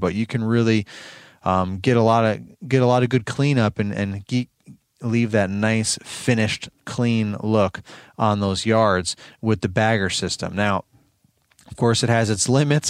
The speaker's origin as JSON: {"language": "English", "region": "New York", "country": "United States", "tie": "born or raised there", "said": "I'm born and raised in New York."}